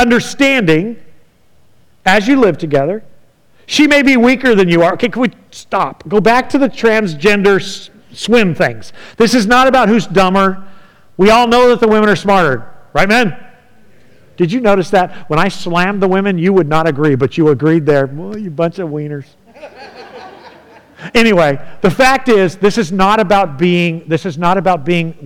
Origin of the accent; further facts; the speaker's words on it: California, United States; moved away; I'm from California